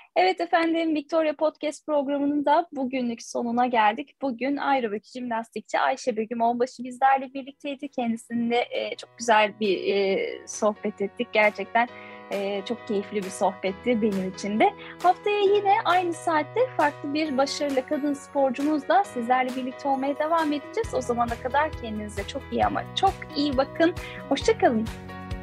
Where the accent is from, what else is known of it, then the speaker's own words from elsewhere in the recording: Turkey; biz Türkler olarak böyle çok değişik e, bir milletiz